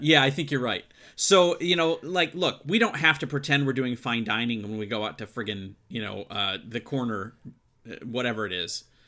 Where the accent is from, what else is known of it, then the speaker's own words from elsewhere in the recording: Midwest, United States; I grew up in the Midwest